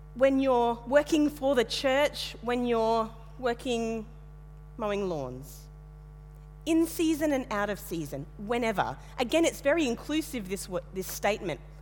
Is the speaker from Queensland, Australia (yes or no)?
yes; Western Queensland, Australia; moved away; also born or lived in Tasmania; I grew up in Western Queensland, about the most monocultural place you could find in Australia